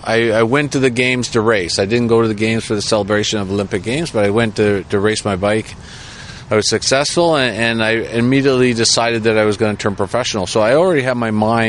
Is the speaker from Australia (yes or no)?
no; Canada; being Canadian